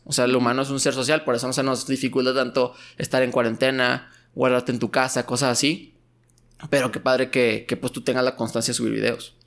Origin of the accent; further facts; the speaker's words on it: Mexico; moved away as an adult; also born or lived in Torreón, Coahuila / United States; siendo mexicano